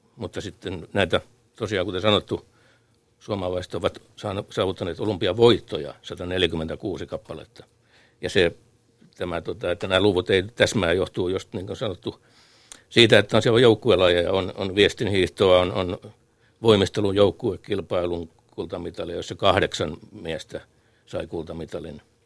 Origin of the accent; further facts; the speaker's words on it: Lahti, Päijät-Häme, Finland; meille Lahden pikkupojille